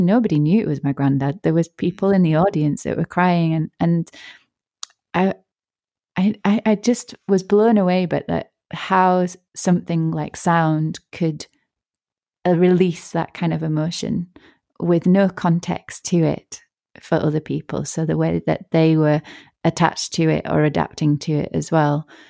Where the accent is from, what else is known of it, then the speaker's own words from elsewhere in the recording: Yorkshire and the Humber, United Kingdom; also born or lived in Northern Ireland; I was born in Northern Ireland and then we moved to Yorkshire